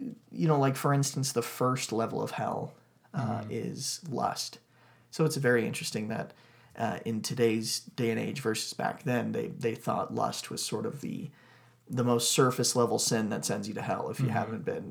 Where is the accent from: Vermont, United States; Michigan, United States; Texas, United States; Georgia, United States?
Texas, United States; I grew up in Texas